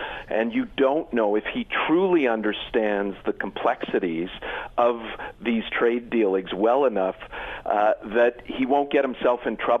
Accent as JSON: {"language": "English", "country": "Canada", "said": "I am indeed Canadian"}